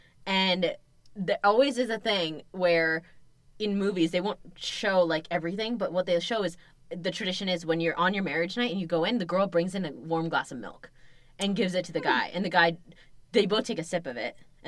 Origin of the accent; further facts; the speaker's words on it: India; In Indian movies, I'm Indian, by the way, if it's, like, you haven't made that clear.